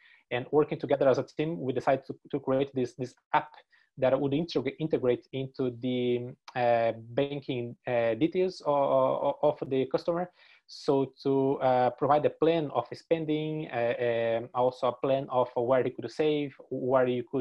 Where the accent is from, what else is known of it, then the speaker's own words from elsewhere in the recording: Brazil; English is a second language; moved away as an adult; now in Dublin, Ireland; I came from Brazil to study the master's on Griffith College